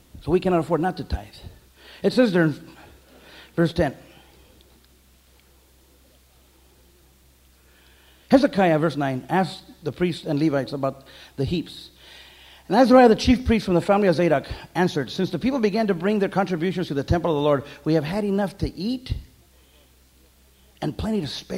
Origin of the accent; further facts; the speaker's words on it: Santa Paula, California, United States; I'm from the Little Lemon, Santa Paula, California